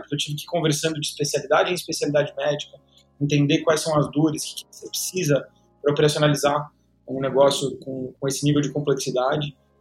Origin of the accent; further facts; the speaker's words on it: São Paulo, Brazil; Eu sou aqui de São Paulo, então nasci, cresci aqui em São Paulo